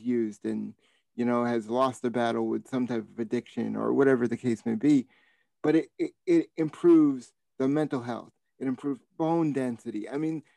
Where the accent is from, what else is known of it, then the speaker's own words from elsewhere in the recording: Boston, Massachusetts, United States; being a Bostonian